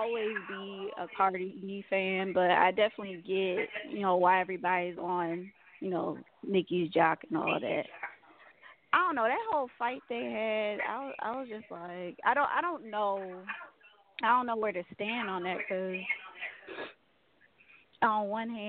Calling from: Atlanta, Georgia, United States; Calling from Atlanta, Georgia.

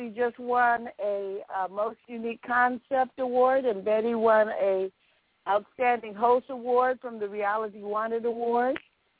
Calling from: Los Angeles, California, United States; I'm calling from Los Angeles.

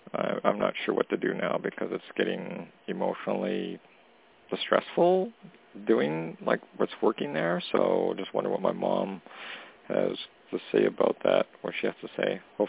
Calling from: Canada; Hey, Toni … calling from Canada.

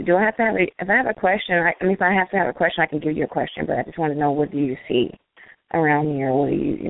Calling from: Long Beach, California, United States; Long Beach, California.

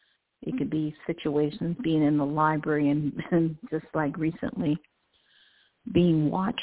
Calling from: Cleveland, Ohio, United States; Hi, from Cleveland, Ohio.

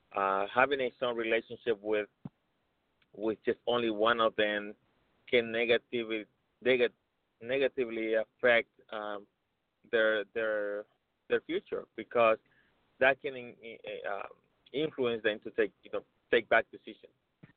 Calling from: Tucson, Arizona, United States; I'm calling from Tucson.

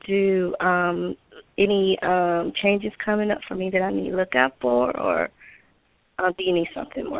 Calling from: Georgia, United States; I'm calling from Georgia.

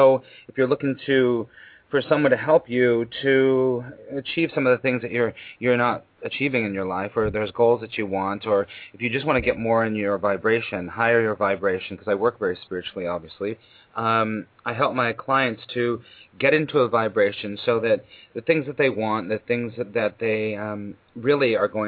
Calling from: New York City, New York, United States; I'm calling you from New York City

